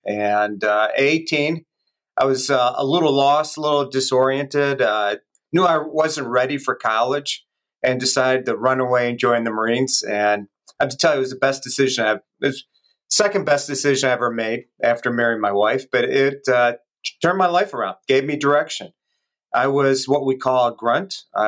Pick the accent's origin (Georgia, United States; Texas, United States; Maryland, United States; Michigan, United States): Michigan, United States; Detroit; also born or lived in Redford, Michigan; I grew up over by Rouge Park on the west side of Detroit and in Redford, and kind of a neighborhood like yours, Rich. You know, it was all working class folks.